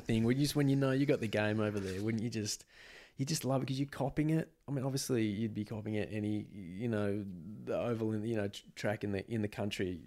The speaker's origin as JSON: {"language": "English", "region": "Western Australia", "country": "Australia", "tie": "born or raised there", "moved": "as an adult", "said": "I'd always lived in W A up until about those sort of two thousand five, two thousand six Yeah, I'm, I moved away from Western Australia in two thousand five"}